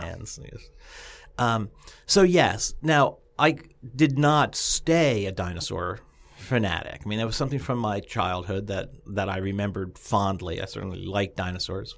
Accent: New Jersey, United States; I grew up in North Jersey, just outside of New York City, so I knew the, the area.

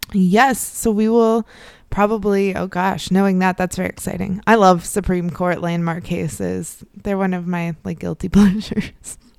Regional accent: Midwest, United States; now in Northeastern United States; the Northeast where I am now and where I grew up in the Midwest

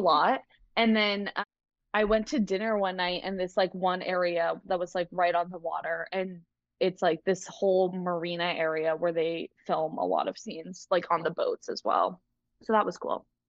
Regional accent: Massachusetts, United States; I am from Massachusetts, but I'm currently down south.

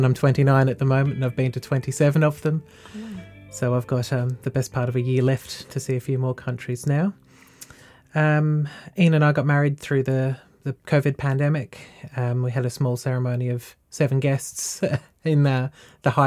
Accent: Latrobe Valley, Victoria, Australia; now in Warragul, Australia; I grew up in the Latrobe Valley, which is a little over half an hour down the road from here

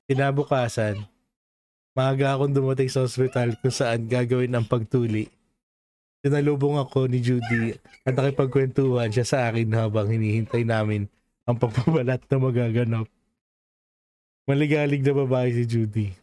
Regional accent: Philippines; also born or lived in Parañaque; now in United States; born and raised in Philippines tayo

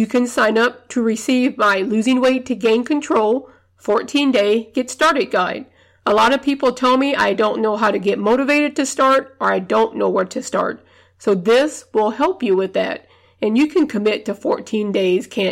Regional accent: the South, United States; I grew up in the South

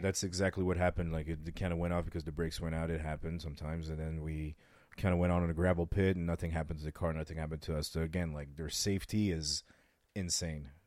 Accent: France; now in Las Vegas, United States; I was raised in France

